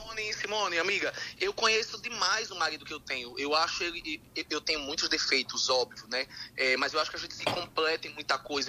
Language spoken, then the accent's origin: Portuguese; Northeast Brazil, Brazil; eu nunca saí do Nordeste